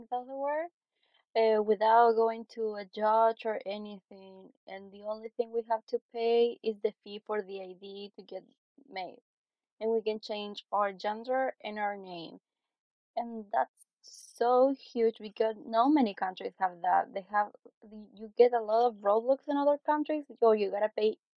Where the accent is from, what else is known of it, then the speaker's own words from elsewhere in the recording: Chile; English is a second language; I am from Chile in South America.